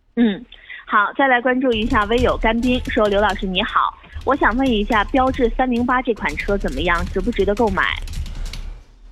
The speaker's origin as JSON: {"language": "Chinese", "region": "Northeast China", "country": "China", "accent": "Northeastern", "said": "咱们东北话"}